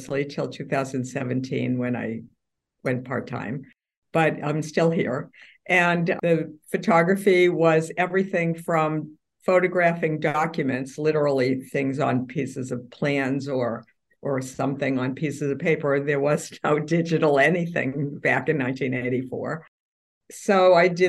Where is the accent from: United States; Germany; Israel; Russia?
United States; Massachusetts; moved away as an adult; now in New York City, United States; I'm from Massachusetts, but my parents are from Brooklyn, and all the relatives lived here, not there.